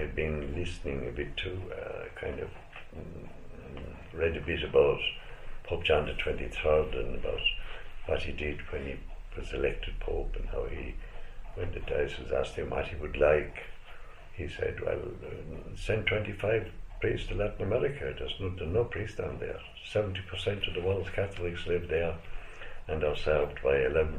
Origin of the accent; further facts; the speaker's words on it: Limerick, Munster, Ireland; moved away as an adult; also born or lived in Peru; now in Scotland; I grew up in Ireland, born in 1945